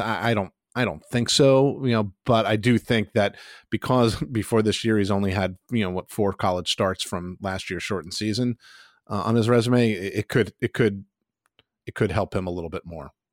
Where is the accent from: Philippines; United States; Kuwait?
United States; Pittsburgh, Pennsylvania; my hometown school, the Pitt Panthers